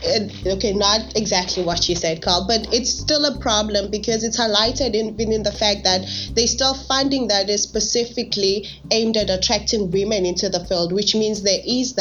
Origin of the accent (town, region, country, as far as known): Mpumalanga, South Africa